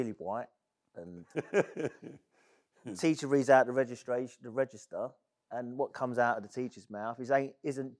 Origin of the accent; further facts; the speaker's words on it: London, United Kingdom; accent: Cockney; I was actually from Bethnal Green. I was born in Myland, Myland Hospital, and I lived on one of the most famous roads in East London, which was Valence Road